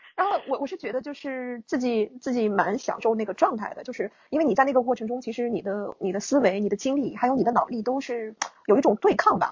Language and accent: Chinese; Inner Mongolia, China; 我是来自内蒙古的汉族，对。虽然我，我对我，我整个那个故乡的大内蒙的风景了解得也不是特别充分，对。但是我是来自内蒙古的汉族